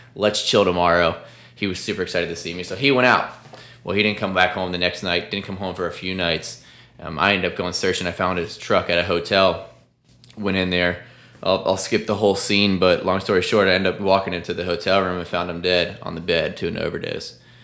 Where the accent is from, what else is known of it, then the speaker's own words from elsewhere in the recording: Sarasota, Florida, United States; my hometown of Sarasota, Bradenton, Florida